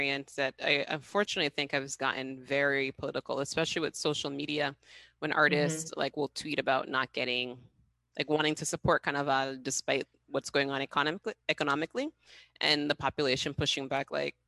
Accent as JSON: {"language": "English", "region": "Massachusetts", "country": "United States", "tie": "born or raised there", "moved": "as an adult", "lives_now": "Haiti", "said": "I didn't grow up in Haiti. I grew up in Massachusetts"}